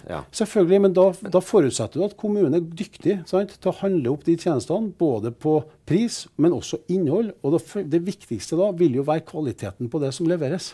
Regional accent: Trondheim, Trøndelag, Norway; Vi er trondhjemmere, vi er stolte av byen.

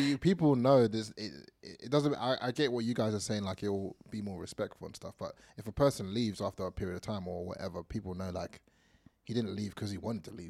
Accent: England, United Kingdom; now in Sydney, Australia; I'm from England

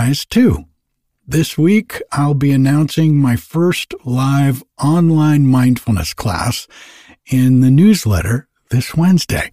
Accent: East Coast, United States; moved away; I grew up on the East Coast

